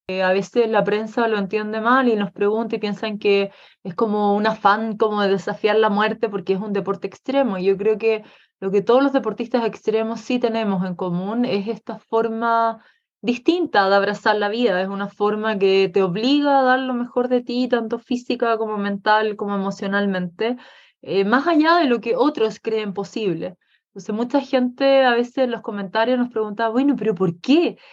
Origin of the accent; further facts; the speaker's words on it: Chile; yo como chilena eh, y como latina